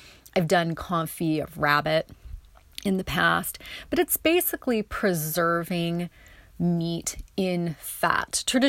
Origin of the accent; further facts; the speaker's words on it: North Bend, Oregon, United States; landed outside of Charleston near Coos Bay and North Bend, where I grew up on Oregon's south coast.